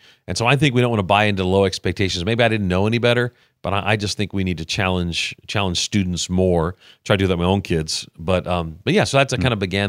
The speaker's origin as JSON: {"language": "English", "region": "New York", "country": "United States", "tie": "born or raised there", "said": "Yeah, well, you know, New York at the time in the 70s was kind of not in the best place."}